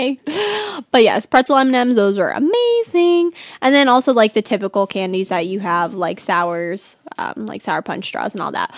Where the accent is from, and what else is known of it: California, United States; first language English